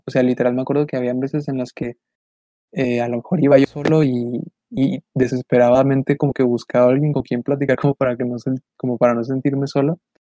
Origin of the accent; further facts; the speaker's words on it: Ciudad Juárez, Chihuahua, Mexico; somos, somos de Ciudad Juárez